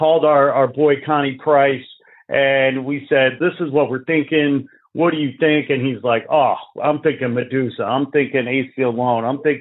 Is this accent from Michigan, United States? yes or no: no; Chicago, Illinois, United States; moved away as an adult; now in Los Angeles, United States; I was born and raised in Chicago. I moved to L.A. 20 years ago.